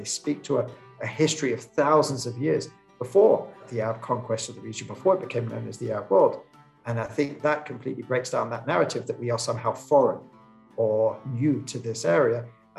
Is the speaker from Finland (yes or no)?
no; London, United Kingdom; moved away as an adult; now in Israel; growing up in London, growing up in a Jewish educational system